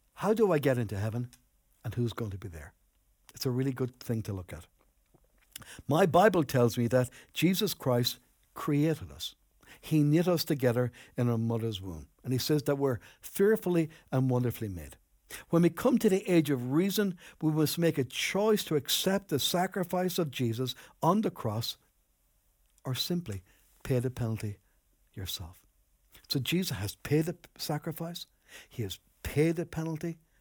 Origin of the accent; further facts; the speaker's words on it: Enniscorthy, Leinster, Ireland; moved away as an adult; also born or lived in Newbridge, County Kildare; I grew up in Anniscorthy